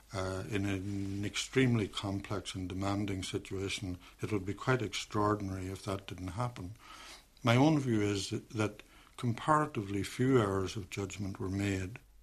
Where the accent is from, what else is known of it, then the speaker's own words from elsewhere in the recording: Derry, Northern Ireland, United Kingdom; moved away; I'm from Derry